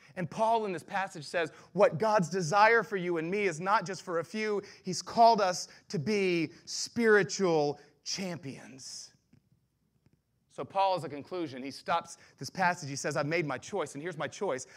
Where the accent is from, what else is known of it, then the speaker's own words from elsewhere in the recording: the South, United States; I grew up in the South all of my life